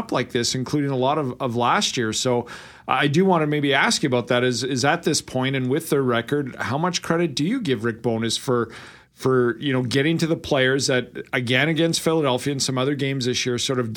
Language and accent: English; Winnipeg, Manitoba, Canada; Winnipeg, Canada